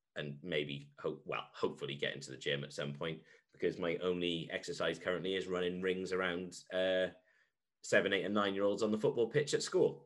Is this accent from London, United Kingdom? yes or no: no; Wales, United Kingdom; I'm from Wales.